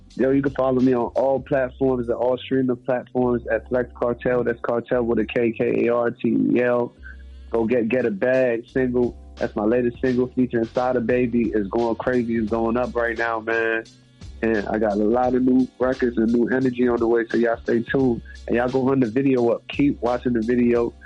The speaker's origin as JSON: {"language": "English", "country": "Jamaica", "said": "I'm Jamaican"}